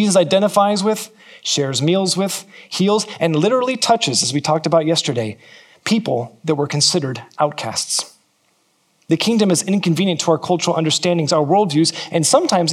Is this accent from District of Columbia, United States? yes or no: no; California, United States; now in New Zealand; I'm from California